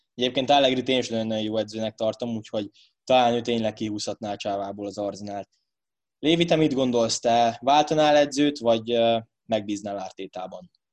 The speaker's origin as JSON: {"language": "Hungarian", "country": "Hungary", "said": "magyarok vagyunk"}